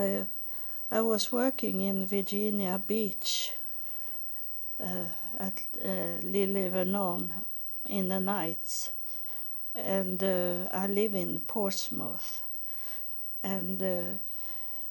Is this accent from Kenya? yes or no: no; Sweden; moved away; I'm from Sweden